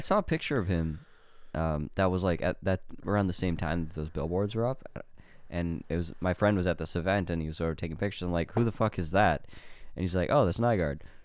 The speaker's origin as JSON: {"language": "English", "country": "Canada", "tie": "born or raised there", "said": "my hometown"}